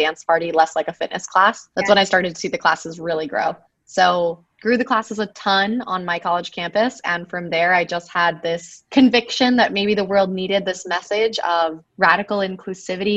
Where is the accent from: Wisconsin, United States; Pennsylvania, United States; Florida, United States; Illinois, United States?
Florida, United States; Miami; moved away as an adult; I'm originally from Miami